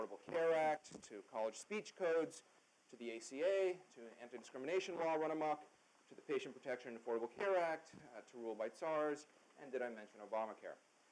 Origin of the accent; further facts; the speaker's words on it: Canada; now in United States; I grew up in Canada, so I'm not a natural-born citizen